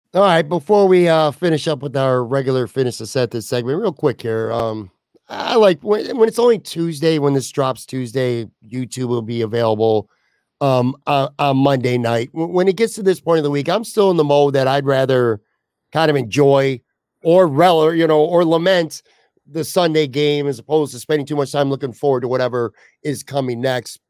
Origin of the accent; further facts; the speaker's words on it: Buffalo, New York, United States; I didn't grow up in New York. I grew up in Buffalo, but I was born in New York City